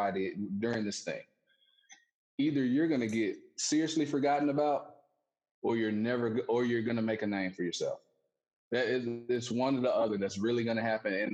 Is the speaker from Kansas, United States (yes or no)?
no; Alabama, United States; growing up in Alabama, just pretty slow